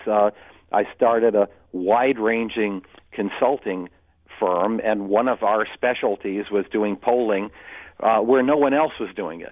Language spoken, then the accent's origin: English; Utica, New York, United States; my hometown, uh, Utica. Uh, oh. New York